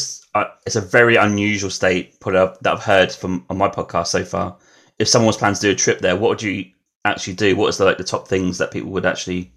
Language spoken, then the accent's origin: English; Norfolk, East of England, United Kingdom; I'm from Norfolk in UK.